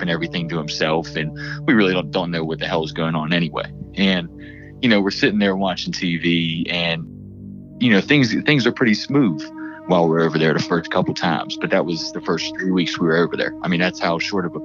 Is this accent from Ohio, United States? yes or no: no; Pittsburgh, Pennsylvania, United States; I'm from Pittsburgh, PA